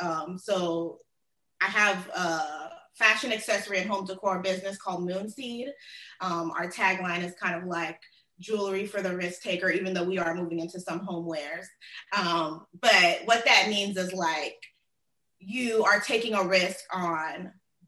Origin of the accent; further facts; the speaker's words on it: Miami, Florida, United States; also born or lived in Tallahassee; I was born in Miami and raised in like the South Florida area, that Tri-County